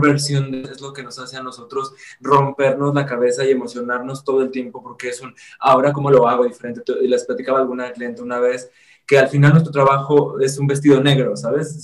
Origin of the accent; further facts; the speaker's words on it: Zacatecas, Mexico; yo soy de Zacatecas